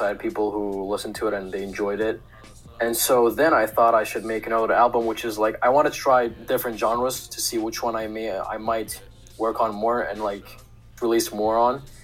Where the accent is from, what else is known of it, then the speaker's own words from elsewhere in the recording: Russia; moved away as an adult; now in Turkey; I was born and I grew up in Russia